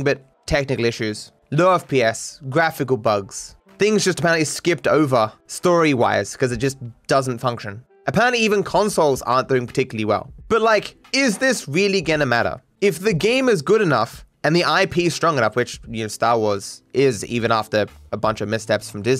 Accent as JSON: {"language": "English", "country": "Australia", "said": "As an Australian"}